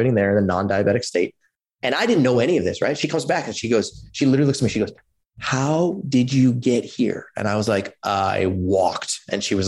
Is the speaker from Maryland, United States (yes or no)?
no; Palo Alto, California, United States; I grew up in Palo Alto in California